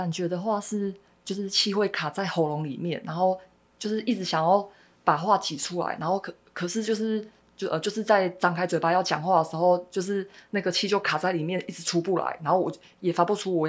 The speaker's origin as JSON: {"language": "Chinese", "region": "Osaka", "country": "Japan", "also_born_or_lived": "Taiwan", "second_language": "Chinese", "moved": "as an adult", "said": "每次我都会说我是从呃大阪过来的这样。"}